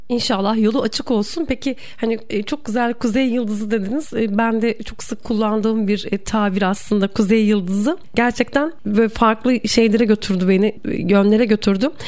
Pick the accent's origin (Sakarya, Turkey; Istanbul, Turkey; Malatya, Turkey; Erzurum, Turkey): Erzurum, Turkey; also born or lived in Bursa; ben Erzurumluyum ve bizde hani Erzurum'da kayak bilmek yani Erzurumlu olmanın şanındandır